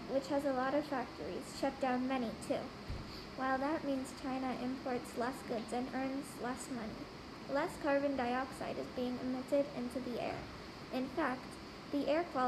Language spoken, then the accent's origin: English; India; I'm 10 years old and I was born in India.